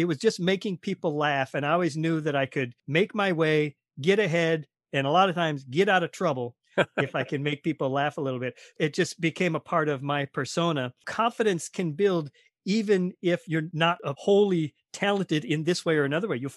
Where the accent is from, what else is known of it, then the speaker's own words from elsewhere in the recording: Minnesota, United States; I'm from Minnesota. We went to high school together.